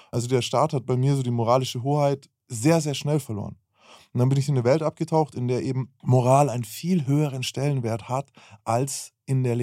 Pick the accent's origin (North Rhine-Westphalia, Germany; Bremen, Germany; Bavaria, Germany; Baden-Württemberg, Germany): Bavaria, Germany; ich bin in Bayern aufgewachsen